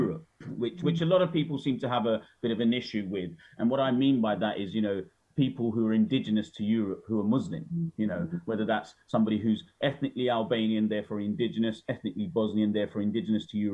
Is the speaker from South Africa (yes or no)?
no; United Kingdom; as a Brit